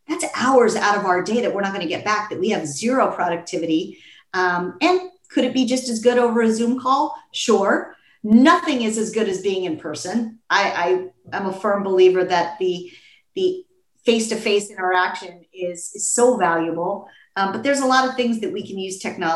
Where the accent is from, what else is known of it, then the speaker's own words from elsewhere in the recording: Los Angeles, California, United States; to be back in my hometown and to be in Los Angeles